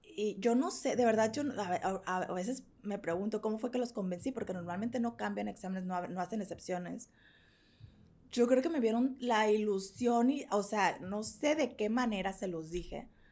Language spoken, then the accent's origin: Spanish; Mexico; yo soy mexicana